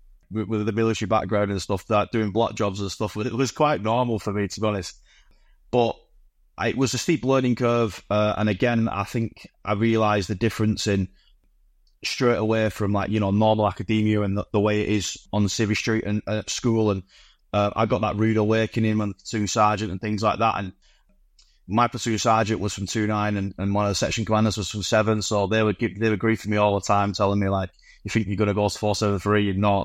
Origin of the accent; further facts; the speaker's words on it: Bolton, North West England, United Kingdom; so I came from from Bolton, the northwest. It's quite a military kind of area anyway.